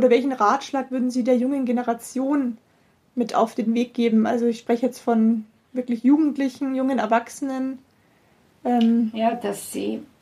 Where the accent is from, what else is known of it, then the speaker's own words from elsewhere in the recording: Rosenheim, Bavaria, Germany; born there; ich bin gebürtig aus Rosenheim